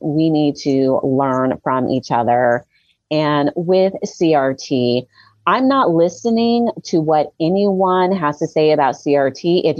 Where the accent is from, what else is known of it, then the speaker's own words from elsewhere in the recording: United States; And I'm an American where I want to see all of my dollars go to my fellow Americans.